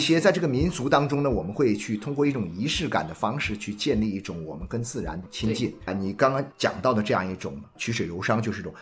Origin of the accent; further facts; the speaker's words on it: China; 作为中国人